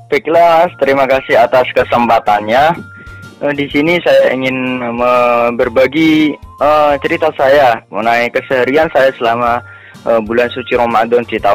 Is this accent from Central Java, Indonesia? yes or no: yes; Sukodono, Central Java, Indonesia; Oh, desa Sukodono, kecamatannya Tahunan, kabupatennya Jepara tadi.